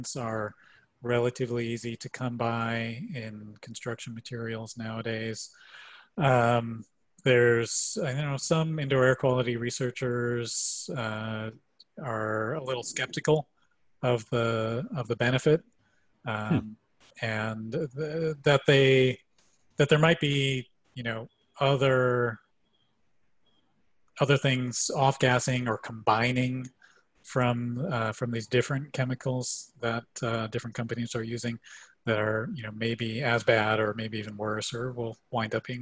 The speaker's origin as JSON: {"language": "English", "town": "Chicago", "region": "Illinois", "country": "United States", "tie": "born or raised there", "also_born_or_lived": "Boulder, Colorado", "moved": "as an adult", "said": "I grew up in Chicago"}